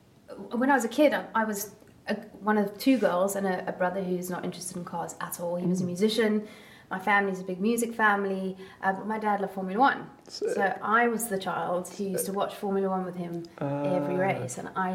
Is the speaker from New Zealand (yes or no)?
no; Somerset West, Western Cape, South Africa; moved away; I'm from Somerset West in Cape Town, which is quite a small back then. Like this is a long time ago. It was a small village. There wasn't too much going on